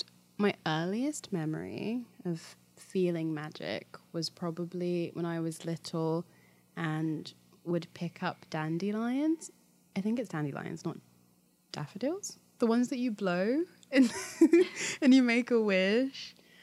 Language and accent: English; London, United Kingdom; now in Los Angeles, United States; I am from London. I'm queer, I'm femme, I'm a fairy witch, and I live in Los Angeles.